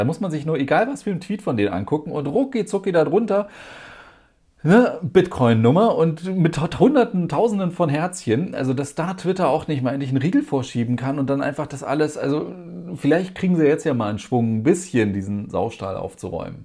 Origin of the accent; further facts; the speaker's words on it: Germany; bei uns in Deutschland